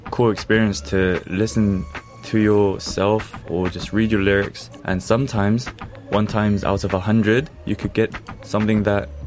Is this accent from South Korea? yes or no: yes; Seoul, South Korea; I'm from Seoul.